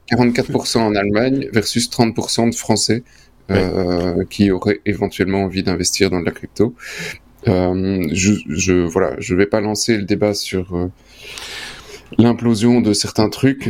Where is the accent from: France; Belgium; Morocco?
Belgium